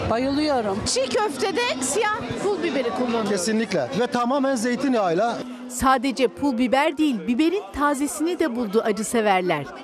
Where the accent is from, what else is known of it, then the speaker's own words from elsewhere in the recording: Adıyaman, Turkey; Evet Adıyamanlıyız.